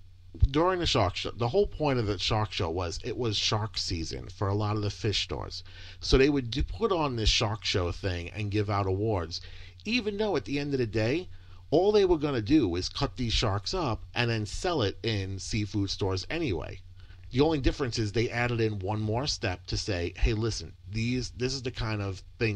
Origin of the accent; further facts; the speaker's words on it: New York, United States; I was amazed coming from New York, where that was like we would celebrate the whole month of February for Martin Luther King's birthday, because New York is very multicultural.